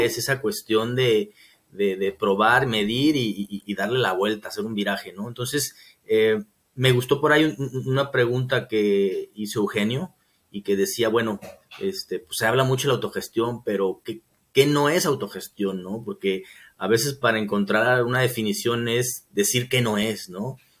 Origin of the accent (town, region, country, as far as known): Mexico